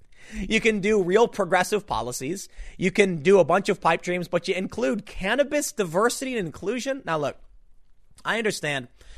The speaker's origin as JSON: {"language": "English", "town": "Chicago", "region": "Illinois", "country": "United States", "tie": "born or raised there", "said": "I'm from the South Side of Chicago. You want to slap that racism junk in my face? I'm going to call you racist, okay? Because I grew up in a mixed area with a mixed family."}